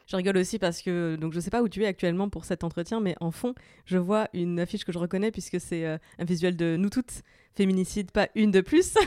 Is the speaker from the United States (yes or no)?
no; the East, eastern France, France; je viens de l'Est également